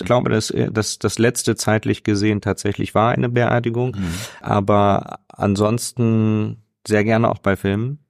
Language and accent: German; Hanover, Lower Saxony, Germany; ich bin in der Kirche aufgewachsen, ähm, in, in einer ganz äh, tollen evangelischen Gemeinde, ähm, wo wirklich äh, damals in Hannover